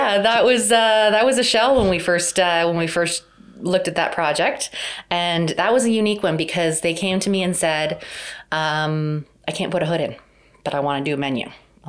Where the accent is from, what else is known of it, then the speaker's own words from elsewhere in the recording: Hamilton, Ontario, Canada; also born or lived in Vancouver; I grew up in Hamilton. My dad grew up in Hamilton